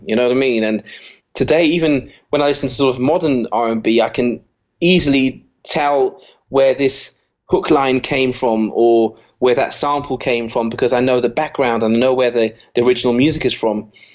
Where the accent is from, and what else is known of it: England, United Kingdom; accent: English; first language English; also born or lived in Basel, Switzerland